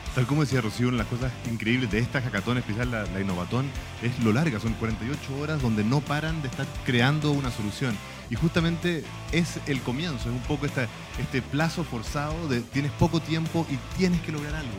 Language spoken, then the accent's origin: Spanish; Chile; cómo somos como chilenos